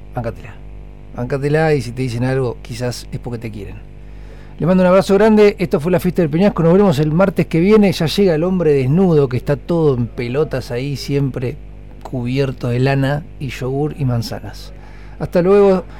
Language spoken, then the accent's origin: Spanish; Argentina